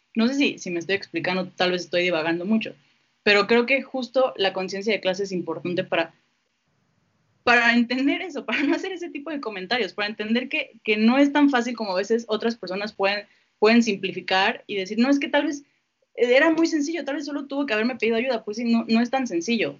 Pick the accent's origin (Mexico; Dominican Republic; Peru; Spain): Mexico